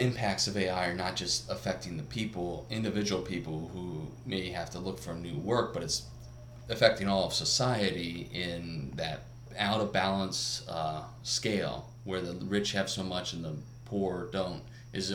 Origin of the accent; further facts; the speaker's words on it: China; growing up in China, you just have a different reality that your own government is probably have some sort of surveillance